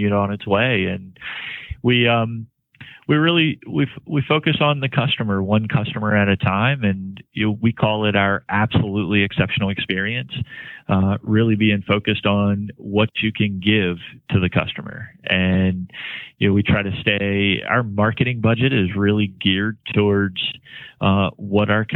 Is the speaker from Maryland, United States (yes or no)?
yes; Washington County, Maryland, United States; I grew up in Washington County and went to Frostburg State University, and, you know, I've been a lifelong Marylander